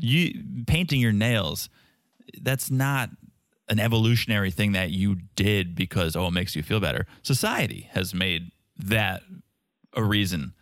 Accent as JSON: {"language": "English", "region": "Connecticut", "country": "United States", "tie": "born or raised there", "said": "I grew up in Connecticut"}